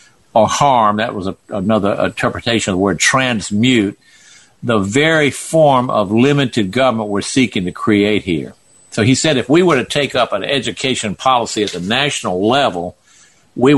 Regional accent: the South, United States; I'm from the South.

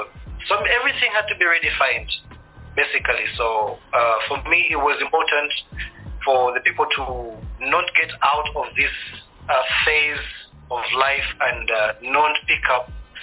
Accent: Uganda; also born or lived in Kenya / Tanzania; now in Rwanda; I was born in Uganda, born a refugee, because I'm Rwandan. I grew up in Uganda and all these other different parts of East Africa, namely Kenya, Tanzania.

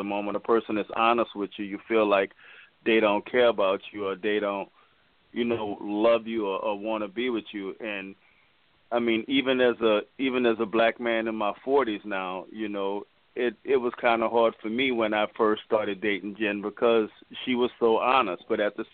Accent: Louisiana, United States; moved away; We're originally from Louisiana

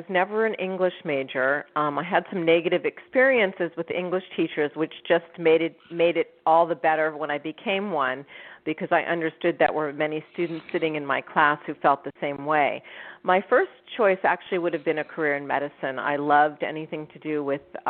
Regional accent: San Francisco, California, United States; now in Los Angeles, United States; I was born and raised in San Francisco. I currently live in Los Angeles

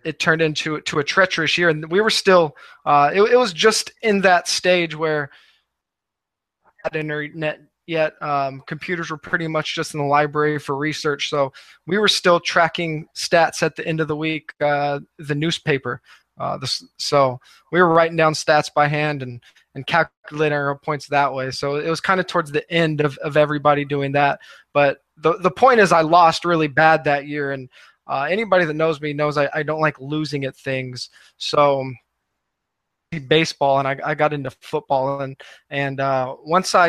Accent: Northern California, United States; I grew up in Northern California

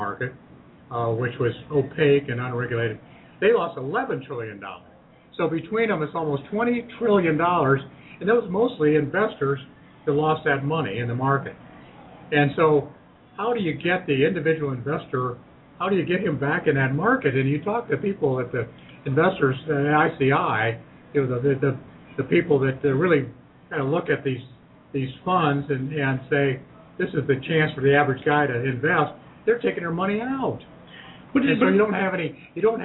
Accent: Ohio, United States; building tires in my hometown and Cooper Tire and Rubber Company

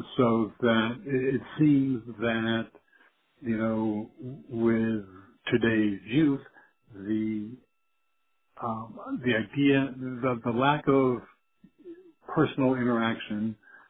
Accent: South Carolina, United States; I'm from South Carolina.

